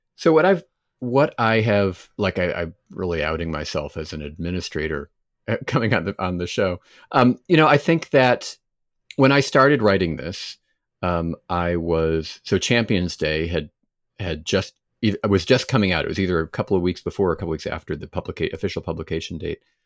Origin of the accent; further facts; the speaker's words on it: United States; as an American